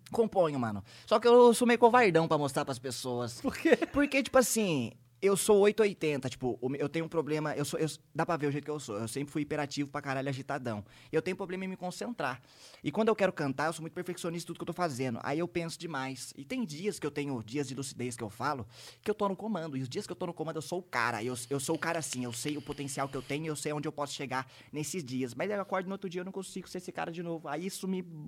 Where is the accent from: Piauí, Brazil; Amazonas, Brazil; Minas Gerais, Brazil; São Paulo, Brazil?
São Paulo, Brazil; Taubaté; eu sou de Taubaté, mas minha família inteira, pai e mãe, são de Paraitinga